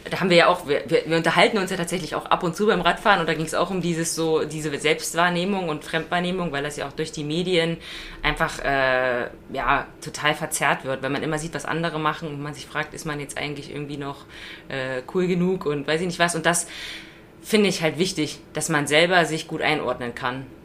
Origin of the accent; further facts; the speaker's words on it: Brandenburg, Germany; Also bei uns in Brandenburg, da gibt es ja so Radwege, wo so die, die Wurzeln der Bäume so hoch wachsen